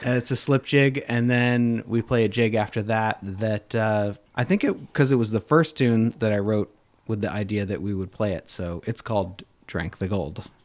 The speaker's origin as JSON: {"language": "English", "town": "Louisville", "region": "Kentucky", "country": "United States", "tie": "born or raised there", "moved": "yes", "lives_now": "Saratoga, United States", "said": "I grew up in near outside Louisville, Kentucky"}